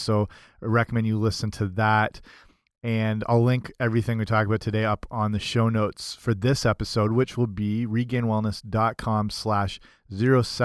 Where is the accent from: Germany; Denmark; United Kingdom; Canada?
Canada; I'm I'm Canadian